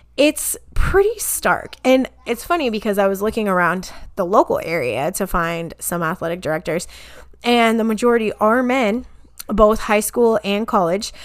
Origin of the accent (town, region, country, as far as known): Kansas, United States; born or raised there